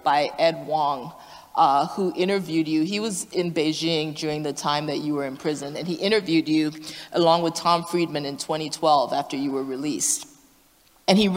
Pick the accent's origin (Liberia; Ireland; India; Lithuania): Liberia; moved away; I'm originally from Liberia